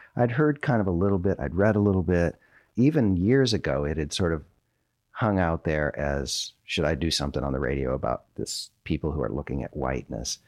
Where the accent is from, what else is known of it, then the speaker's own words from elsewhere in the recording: Minnesota, United States; moved away as an adult; now in North Carolina, United States; I'm from Minnesota